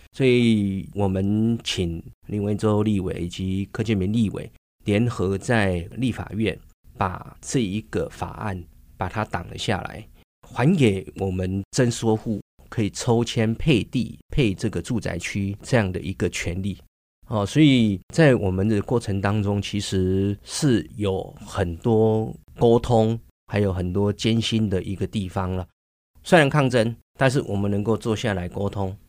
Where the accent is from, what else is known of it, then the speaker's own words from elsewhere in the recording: Baoshan, Hsinchu County, Taiwan; 我们在这个宝三城长长大，然后我们看着宝三乡跟新竹市的这样的一个差异跟变化